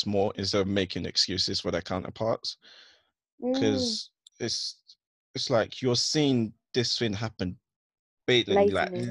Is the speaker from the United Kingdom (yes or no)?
yes; Essex, East of England, United Kingdom; I grew up in Essex